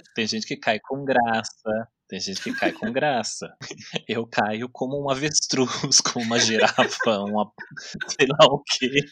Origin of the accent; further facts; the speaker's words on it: Taubaté, São Paulo, Brazil; eu sou daqui de Taubaté e eu sempre morei num bairro que é um morro